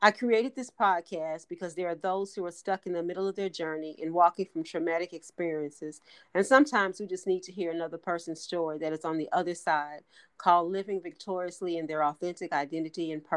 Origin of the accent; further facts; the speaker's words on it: Gary, Indiana, United States; my hometown as well, Gary, Indiana